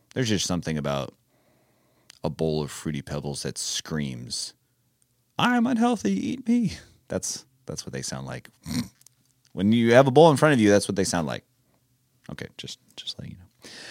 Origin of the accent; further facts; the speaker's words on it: California, United States; I am from California